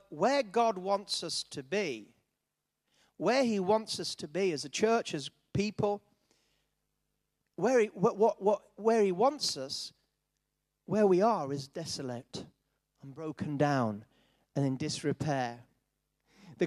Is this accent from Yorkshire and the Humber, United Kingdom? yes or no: yes; Yorkshire and the Humber, United Kingdom; I was brought up in Yorkshire